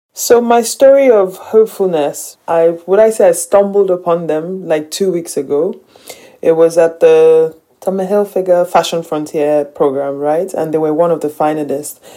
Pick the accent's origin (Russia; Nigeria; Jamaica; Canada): Nigeria; I'm Nigerian. I live in Lagos, Nigeria most of the time